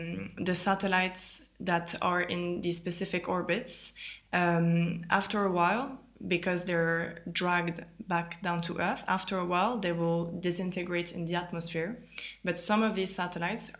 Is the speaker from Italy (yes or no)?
yes; Italy; moved away; also born or lived in France / London, United Kingdom; I grew up in Italy. I'm French originally